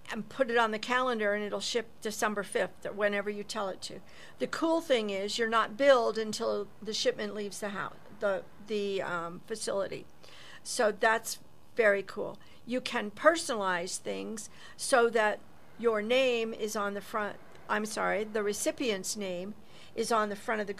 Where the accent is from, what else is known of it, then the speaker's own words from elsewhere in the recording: Ohio, United States; So home was Ohio.